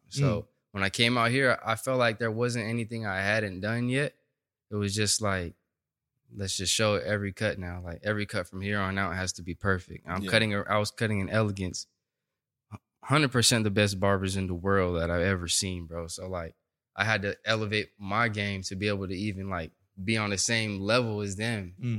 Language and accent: English; Stockton, California, United States; moved away as an adult; also born or lived in Bay Area, California; now in Los Angeles, United States; I was born in the Bay Area. But okay. We moved out to Stockton when I was younger.